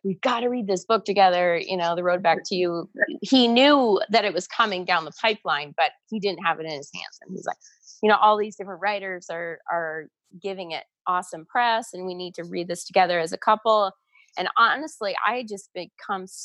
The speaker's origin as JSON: {"language": "English", "town": "Toronto", "region": "Ontario", "country": "Canada", "tie": "born or raised there", "also_born_or_lived": "Atlanta, United States", "moved": "yes", "lives_now": "Calgary, Canada", "said": "I grew up in the Toronto area"}